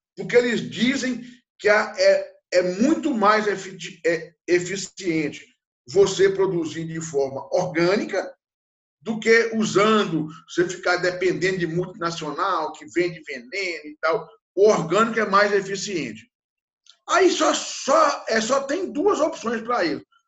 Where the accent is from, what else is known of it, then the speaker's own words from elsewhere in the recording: interior of Minas Gerais, Brazil; eu, que sou do interior de Minas Gerais, numa região muito pobre, que nasci na década de 60